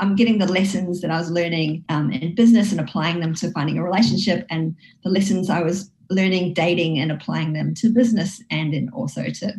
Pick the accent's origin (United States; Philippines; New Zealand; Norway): New Zealand; Whangarei, Northland; also born or lived in Wellington, New Zealand; Well, I grew up in Whangarei. It was my kind of primary school. And then I went to secondary school in Wellington.